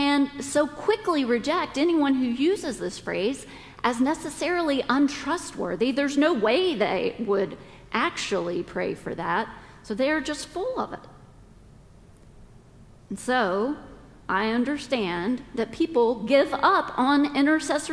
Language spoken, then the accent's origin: English; the South, United States; we're all from the South